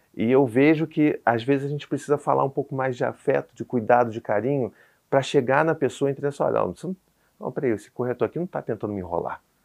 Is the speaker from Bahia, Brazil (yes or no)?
no; Rio de Janeiro, Brazil; sou do Rio, sou calorento